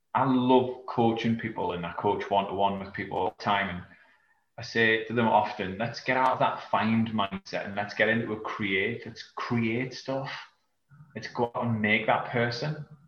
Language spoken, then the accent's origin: English; South Shields, North East England, United Kingdom; now in Yarm, United Kingdom; I'm from England, um, northeast of England, in a small from a small town called South Shields.